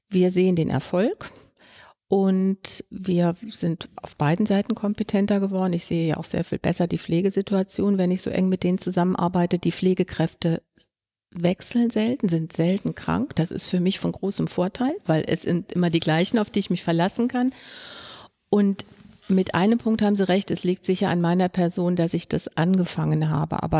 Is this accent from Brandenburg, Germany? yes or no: yes; Brandenburg, Germany; Ich komme hier aus, äh, aus Brandenburg, wo ganz wenig Ärzte sind